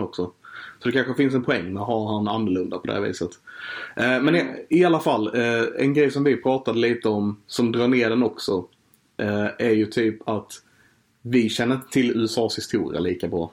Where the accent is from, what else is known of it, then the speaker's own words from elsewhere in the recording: Sweden; vi som svenskar